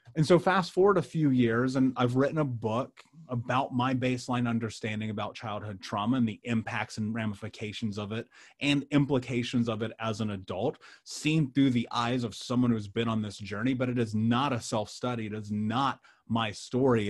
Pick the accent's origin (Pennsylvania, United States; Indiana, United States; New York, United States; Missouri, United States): Indiana, United States; Indianapolis; I grew up in Indianapolis.